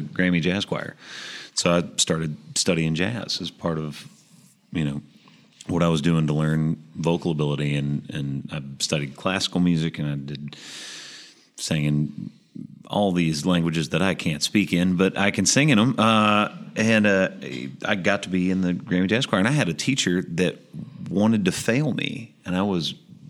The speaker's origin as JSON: {"language": "English", "town": "Murfreesboro", "region": "Tennessee", "country": "United States", "said": "I'm from Murfreesboro, Tennessee"}